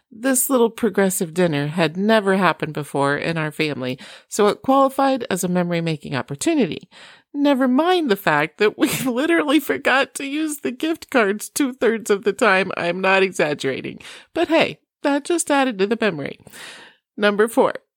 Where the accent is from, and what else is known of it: Iowa, United States; born or raised there; moved away; also born or lived in Oklahoma / Chicago